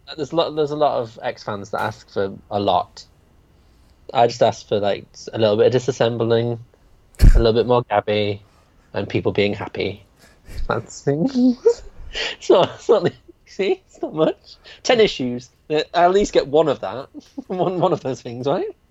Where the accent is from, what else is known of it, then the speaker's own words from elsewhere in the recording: United Kingdom; I'm too British to be hippie.